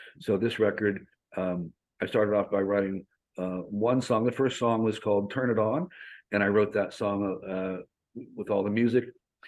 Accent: Hollywood, California, United States; And like you said, I come from Hollywood. I've been in Hollywood.

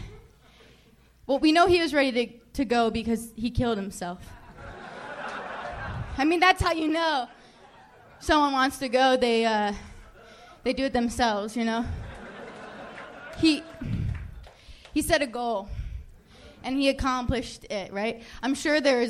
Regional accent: Chicago, Illinois, United States; now in Los Angeles, United States; I'm from Chicago

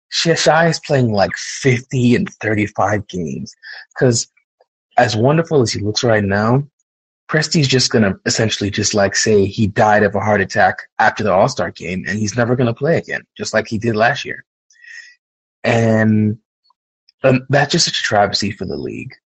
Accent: New York, United States; I grew up in New York

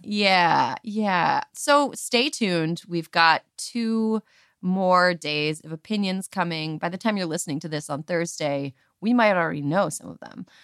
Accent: Wisconsin, United States; moved away as an adult; I grew up in Wisconsin

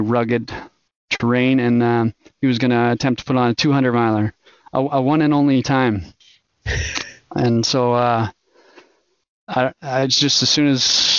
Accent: El Paso, Texas, United States; I guess growing up near the Rockies, El Paso being the very southern tip of the Rockies, it just called me there.

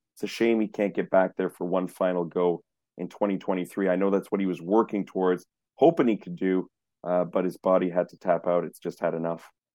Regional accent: Montreal, Quebec, Canada; I grew up in Montreal.

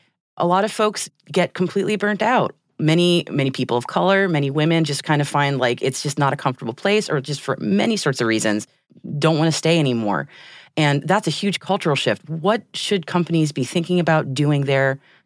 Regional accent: United States; Being an American, a lot of my conversations tend to be very U.S. focused

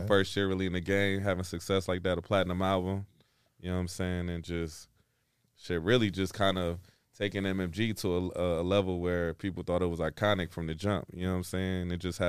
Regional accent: Flint, Michigan, United States; moved away as an adult; also born or lived in Atlanta, Georgia; I'm really from Flint, Michigan.

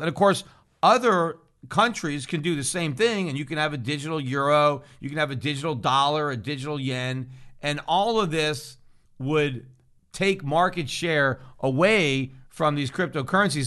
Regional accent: United States; as an American citizen

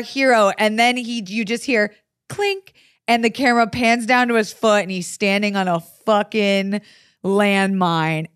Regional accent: the South, United States; I'm from the South

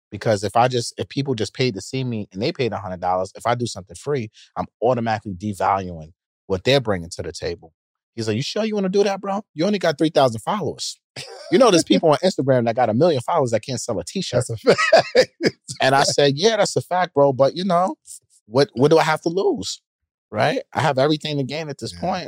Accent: New York City, New York, United States; I'm from Queens

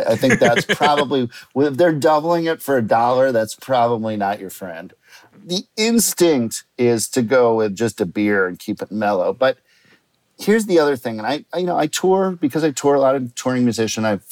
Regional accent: Minneapolis, Minnesota, United States; where I grew up in Minneapolis, in Minnesota, we have something called 3-2 beer.

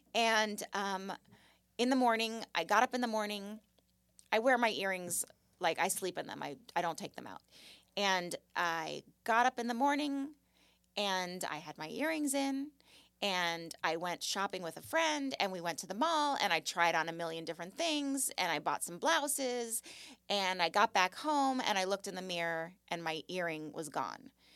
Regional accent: Malibu, California, United States; But I grew up in Malibu, and I lived on Point Doom

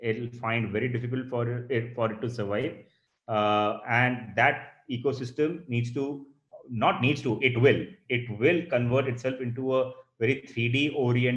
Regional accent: India; we are guilty as Indian architectural professionals

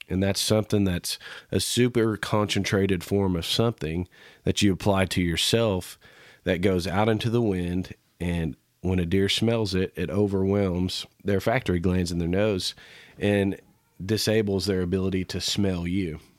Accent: Kansas, United States; growing up in Kansas

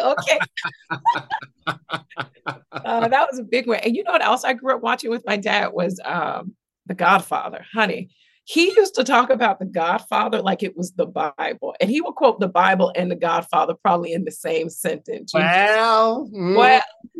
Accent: Jacksonville, Florida, United States; also born or lived in West Palm Beach, Florida; I was born in West Palm Beach. And then my parents divorced. I ended up moving to Jacksonville, Florida, which is sort of South Georgia

